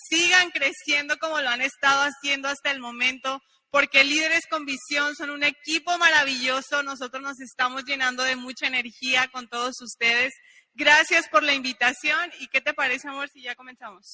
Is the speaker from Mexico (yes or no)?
yes; Mexico; unos mexicanos acá en Honduras